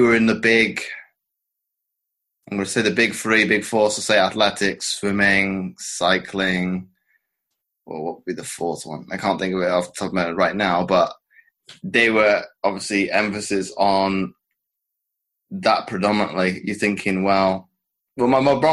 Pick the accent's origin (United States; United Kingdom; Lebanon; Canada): United Kingdom; as a British athlete